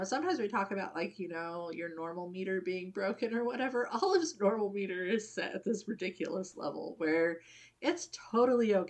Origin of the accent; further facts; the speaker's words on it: United States; I'm very American